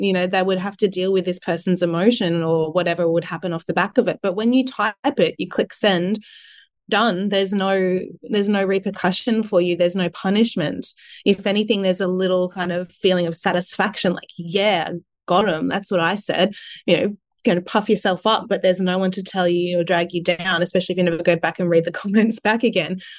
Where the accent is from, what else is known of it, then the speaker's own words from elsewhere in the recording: Sunshine Coast, Queensland, Australia; also born or lived in Adelaide; I was born in Adelaide, and I moved to the Sunshine Coast when I was only, you know, three years old, I think. And I did all my schooling on the coast